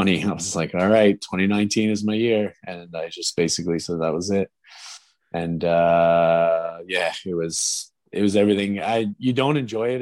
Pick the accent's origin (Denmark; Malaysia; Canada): Canada; Ormstown, Quebec; my hometown, from Ormstown